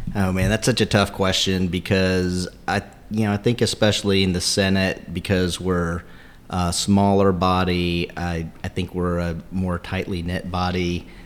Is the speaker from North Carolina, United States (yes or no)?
yes; Fayetteville, North Carolina, United States; I grew up in Fayetteville.